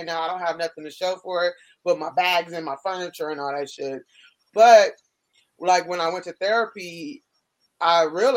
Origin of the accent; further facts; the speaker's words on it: California, United States; moved away; also born or lived in Miami; I'm born and raised in California